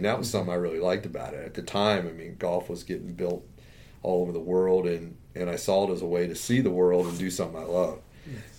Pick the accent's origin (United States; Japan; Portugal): United States; Maryland; moved away as an adult; also born or lived in North Carolina; I'm originally from Maryland